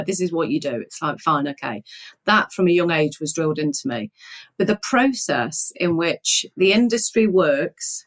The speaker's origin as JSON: {"language": "English", "town": "Nottingham", "region": "East Midlands", "country": "United Kingdom", "tie": "born or raised there", "said": "I grew up in Nottingham. I grew up in an area called Woolerton"}